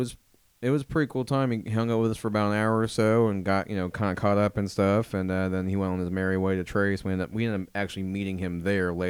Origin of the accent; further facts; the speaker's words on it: Indiana, United States; I'm from Indiana.